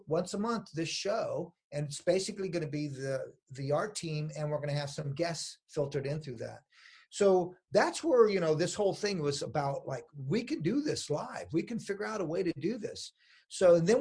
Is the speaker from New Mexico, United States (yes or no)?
yes; New Mexico, United States; I'm from New Mexico. I was born there